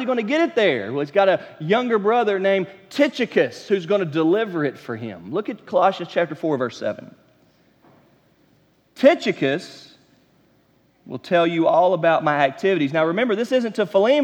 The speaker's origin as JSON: {"language": "English", "town": "Matthews", "region": "North Carolina", "country": "United States", "tie": "born or raised there", "also_born_or_lived": "South Georgia", "moved": "as an adult", "said": "I was born and raised in Charlotte, North Carolina, in the suburbs right outside of it, in Matthews, North Carolina."}